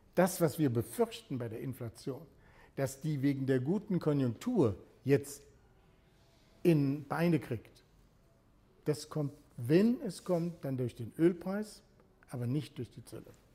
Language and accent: German; Germany; Als Deutscher